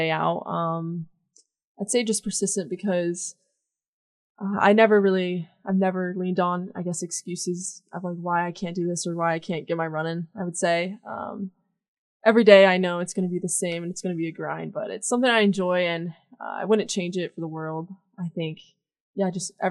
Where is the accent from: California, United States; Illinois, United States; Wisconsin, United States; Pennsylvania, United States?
Pennsylvania, United States; Fairfield; We do have a ski resort in my hometown